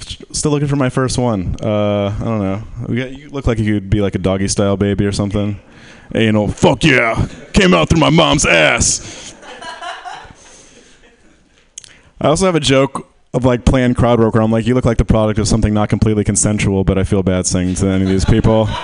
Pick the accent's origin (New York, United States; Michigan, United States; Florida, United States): Michigan, United States; now in San Francisco, United States; I'm from Michigan